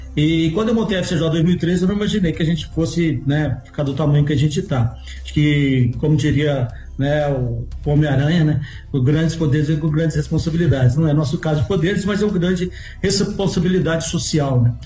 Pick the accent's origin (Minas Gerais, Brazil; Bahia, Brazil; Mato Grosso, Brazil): Minas Gerais, Brazil; sendo mineiro, a gente come quieto